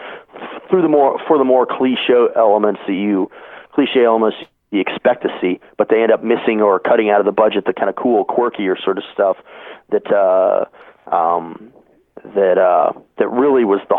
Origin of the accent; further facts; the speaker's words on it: Oregon, United States; growing up in Oregon